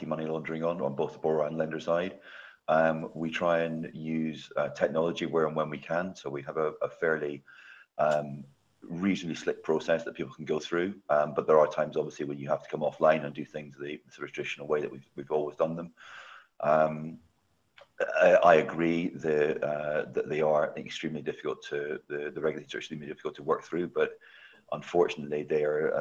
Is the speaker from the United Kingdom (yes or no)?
yes; Scotland, United Kingdom; I'm Scottish, so I should be lending in my home country.